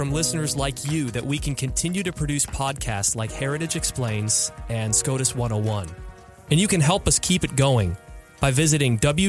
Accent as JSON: {"language": "English", "region": "Michigan", "country": "United States", "also_born_or_lived": "Ohio", "moved": "yes", "said": "you and I have both lived in Ohio, but we're originally from Michigan"}